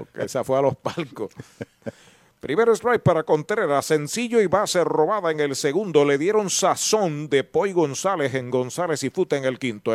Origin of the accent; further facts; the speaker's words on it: San Sebastián, Puerto Rico; mi pueblo de San Sebastián